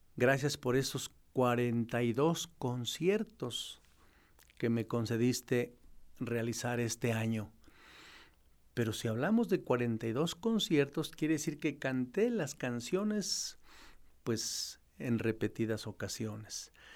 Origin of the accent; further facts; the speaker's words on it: a village 10 km from La Marquesa, State of Mexico, Mexico; moved away; cuando era pastor en mi tierra, en mi pueblo, allá a 10 kilómetros de la Marquesa